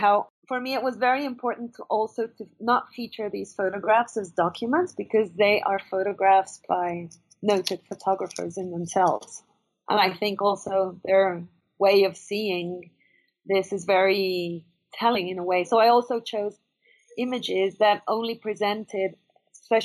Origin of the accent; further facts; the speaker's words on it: Venezuela; I'm from Venezuela, and I grew up with this